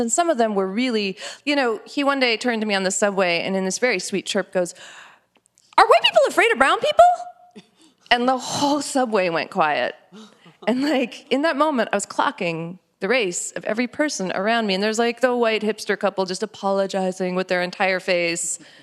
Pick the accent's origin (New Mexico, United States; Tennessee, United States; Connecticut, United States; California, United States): New Mexico, United States; growing up in New Mexico and being this kind of Indian